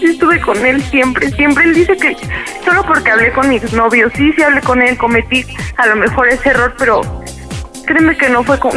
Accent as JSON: {"language": "Spanish", "town": "Ixtapaluca", "region": "State of Mexico", "country": "Mexico", "said": "De Ixtapaluca."}